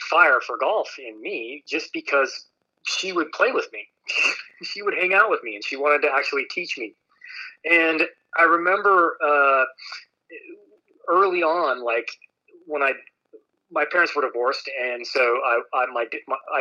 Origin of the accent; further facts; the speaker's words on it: Park City, Utah, United States; So I grew up in Park City, Utah